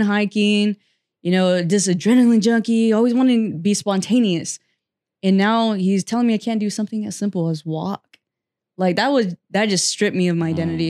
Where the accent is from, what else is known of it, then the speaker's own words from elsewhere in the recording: Fresno, California, United States; also born or lived in Butte County, California; I'm a Central Valley native, and I was born and raised here, grew up here. I did m, live in Northern California for a little bit, and I moved back to Fresno